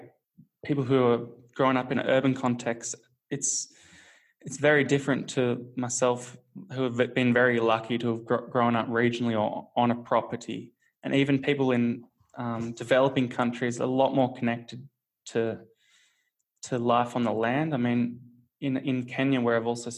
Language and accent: English; Australia; growing up in Australia